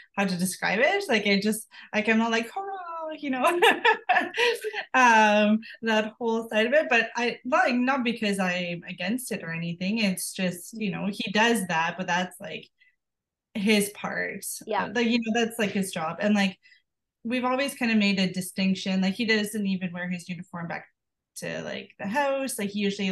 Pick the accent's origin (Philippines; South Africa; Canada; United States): Canada; small town an hour out of Ottawa, Ontario; moved away as an adult; also born or lived in Kingston, Ontario / Morinville, Alberta; we live like in a small town like 1 hour out of Ottawa, and like it's my hometown